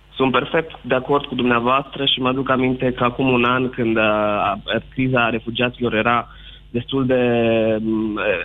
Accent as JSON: {"language": "Romanian", "town": "Arad", "region": "Arad County", "country": "Romania", "said": "Eu sunt din Arad"}